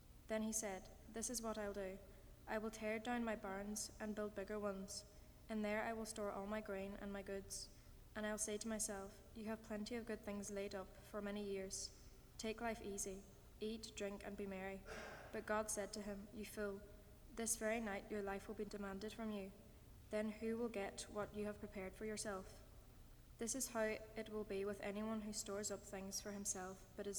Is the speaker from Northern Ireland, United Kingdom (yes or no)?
yes; County Tyrone, Northern Ireland, United Kingdom; I'm from County Tyrone in Northern Ireland.